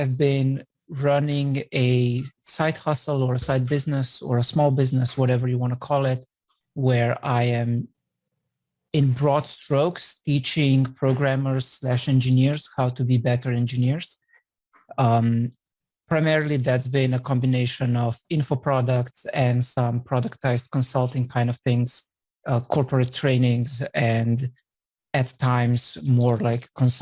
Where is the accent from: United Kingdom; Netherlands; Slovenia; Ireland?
Slovenia; now in San Francisco, United States; I'm originally from Slovenia